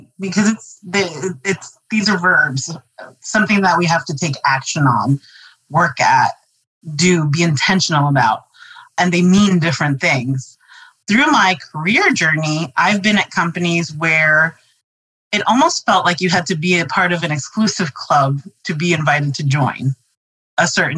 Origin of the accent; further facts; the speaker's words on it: New York City, New York, United States; going to New York City public schools